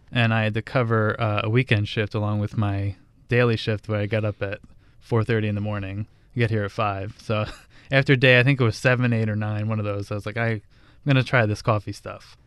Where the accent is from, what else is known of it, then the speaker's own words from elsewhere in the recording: New Jersey, United States; I grew up in New Jersey, an Italian family